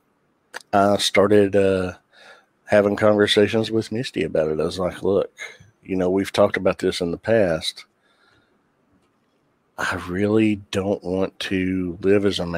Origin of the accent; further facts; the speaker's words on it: the Bible Belt, the South, United States; growing up in the Bible Belt